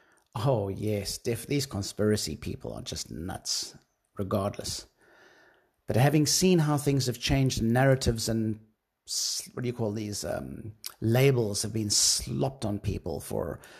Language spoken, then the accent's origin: English; South Africa; being a South African myself